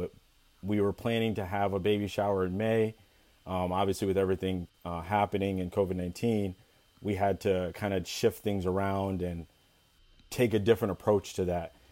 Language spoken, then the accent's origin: English; Ithaca, New York, United States; I was born and raised in Ithaca, New York.